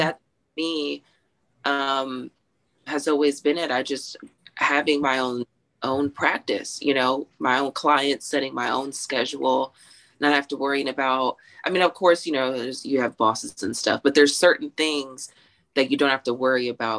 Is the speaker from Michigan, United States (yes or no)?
no; Texas, United States; I'm from Texas